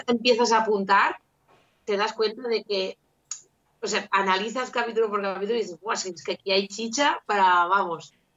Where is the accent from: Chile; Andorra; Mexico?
Andorra; now in Catalonia, Spain; yo soy de Andorra y ahora vivo en, Cataluña